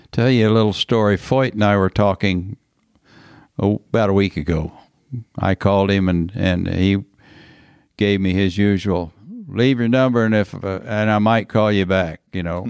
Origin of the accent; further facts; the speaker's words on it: Texas, United States; being a Texan